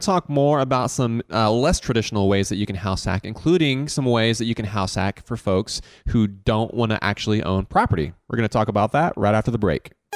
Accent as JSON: {"language": "English", "town": "Augusta", "region": "Georgia", "country": "United States", "tie": "born or raised there", "said": "Growing up in Augusta"}